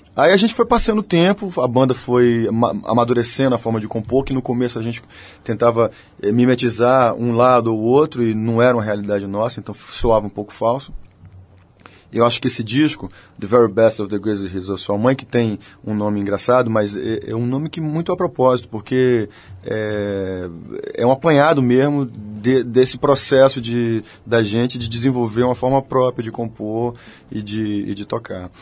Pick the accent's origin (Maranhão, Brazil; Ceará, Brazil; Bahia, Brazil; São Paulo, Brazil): Bahia, Brazil